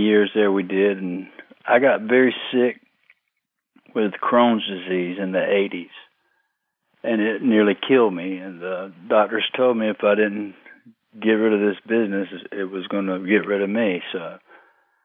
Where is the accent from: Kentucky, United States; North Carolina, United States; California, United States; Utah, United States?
North Carolina, United States; Fayetteville; I was born in October of 61, south of Fayetteville, southeast of Fayetteville, about 20 miles or close to it, out in the country. I lived within a quarter of a mile where I was born